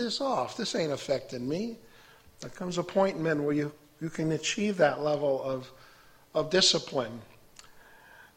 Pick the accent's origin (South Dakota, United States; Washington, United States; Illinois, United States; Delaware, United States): Illinois, United States; Chicago; now in Fulton, United States; I was raised a Catholic outside of Chicago